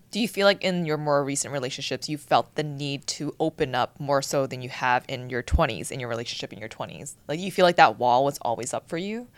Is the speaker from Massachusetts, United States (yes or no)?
yes; Boston, Massachusetts, United States; now in Los Angeles, United States; growing up in Boston